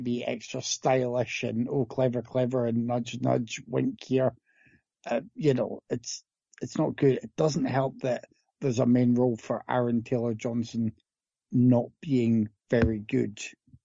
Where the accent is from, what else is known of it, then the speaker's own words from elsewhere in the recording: Scotland, United Kingdom; I grew up in Scotland